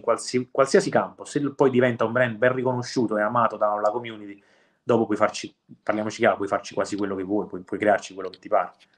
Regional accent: Cercola, Campania, Italy; io sono cresciuto a Cercola, ma stiamo parlando di due chilometri di distanza, quindi qua nella zona che noi chiamiamo paesi vesuviani

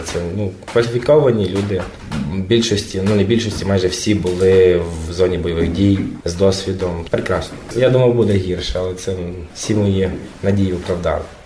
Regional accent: Volyn Oblast, Ukraine; moved away as an adult; also born or lived in Poland; Е, Волинська область, Торійський район, село Мукрець

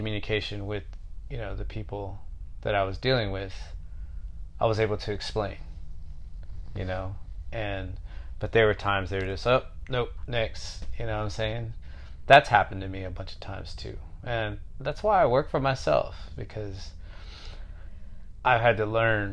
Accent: Houston, Texas, United States; being from Houston

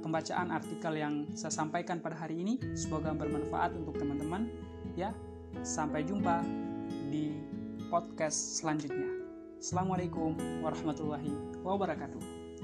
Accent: East Nusa Tenggara, Indonesia; moved away as an adult; now in Sumbawa, Indonesia; asal saya dari NTT

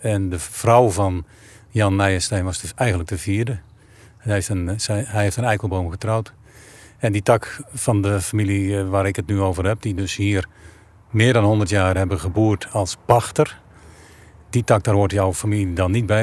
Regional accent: Asperen, Gelderland, Netherlands; moved away; Ik ben ook aan een rivier geboren en getogen. Ik kom uit Asperen en dat ligt aan de Lingen.

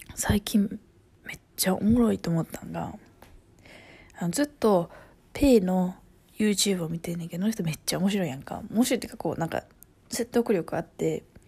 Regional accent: Kansai, Japan; accent: Kansai dialect; now in Okinawa, Japan; 私関西人やし関西弁めっちゃ多分私も関西弁きつい方

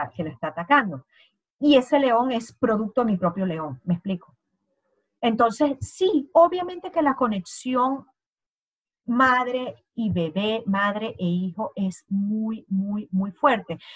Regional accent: Venezuela; moved away; ambas somos venezolanas

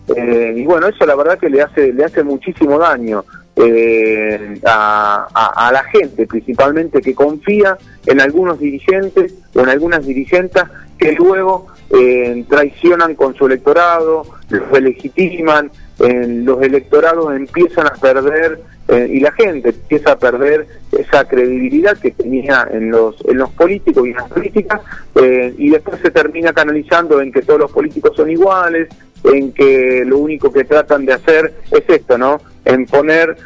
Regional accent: Buenos Aires Province, Argentina; Somos bonaerenses

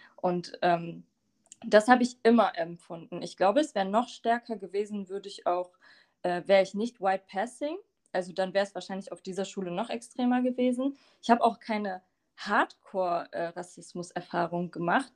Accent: Bremen, Germany; also born or lived in Lower Saxony; ich bin aber in Bremen geboren und aufgewachsen

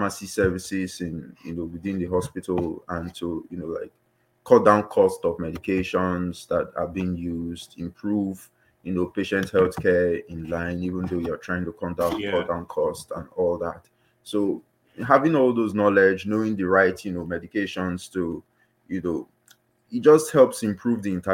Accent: Nigeria; moved away as an adult; now in United Kingdom; I'm a Nigerian that migrated to the UK for a master's course in health

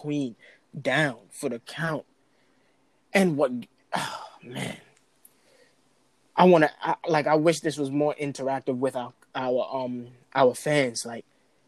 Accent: New York City, New York, United States; I come from Brooklyn.

